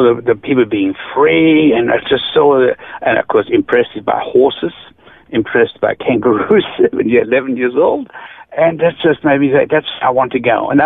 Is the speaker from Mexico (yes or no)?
no; near Ulm, Baden-Württemberg, Germany; English is a second language; moved away as an adult; now in Australia; I grew up near Ulm. That's Stuttgart. That's the south part of Germany, near Lake Constance